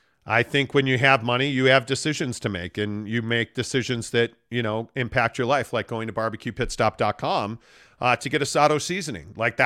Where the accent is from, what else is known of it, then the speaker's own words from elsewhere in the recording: Chicago, Illinois, United States; I grew up in Chicago. I covered that team. I never heard that.